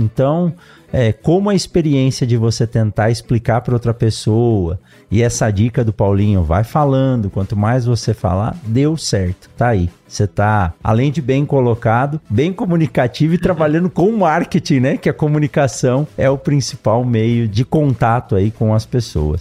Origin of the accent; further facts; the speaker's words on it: São Paulo, Brazil; eu nasci em São Paulo